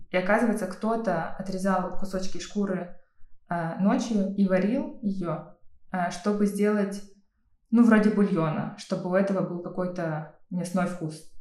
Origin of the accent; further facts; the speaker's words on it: Kalmykia, Russia; Мне кажется, до какого-то времени я вообще не понимала, что я калмычка, а остальные могут быть не калмыками.